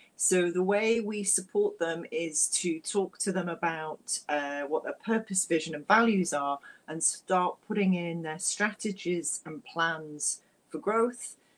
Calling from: Edinburgh, Scotland, United Kingdom; I'm speaking from Edinburgh in a very dark, rainy Scotland.

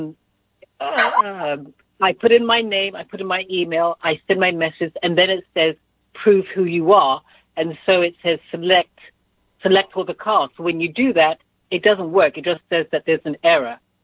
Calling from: Toronto, Ontario, Canada; I'm calling from Toronto

